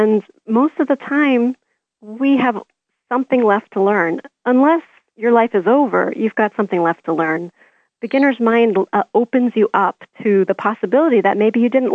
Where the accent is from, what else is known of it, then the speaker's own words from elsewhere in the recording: Canada; I'm Canadian.